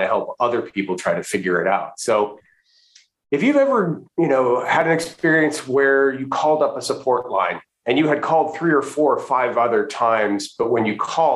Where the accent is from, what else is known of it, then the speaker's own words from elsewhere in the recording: Western Canada, Canada; moved away as an adult; also born or lived in Florida, United States / Washington DC area, United States; now in United States; I'm originally from Western Canada, born and raised in Western Canada, went to school there, but I did come to graduate school here in the US